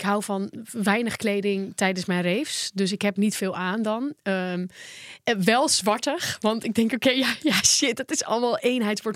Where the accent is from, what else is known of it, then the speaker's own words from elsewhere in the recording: Volendam, North Holland, Netherlands; bij ons in Volendam